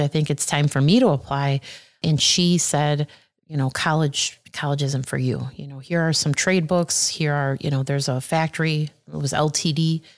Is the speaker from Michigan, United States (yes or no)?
no; Aurora, Illinois, United States; I was born in Aurora, and um, when I was born, we lived at the on the east side of Aurora. So I lived on Pierce Street, and that was uh, I lived there until I was about in fourth grade.